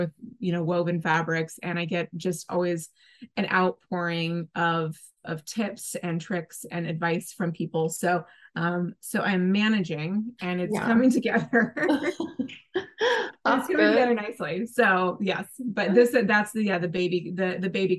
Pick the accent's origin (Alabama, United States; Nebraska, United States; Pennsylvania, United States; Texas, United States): Nebraska, United States; my home state of Nebraska. That's where I grew up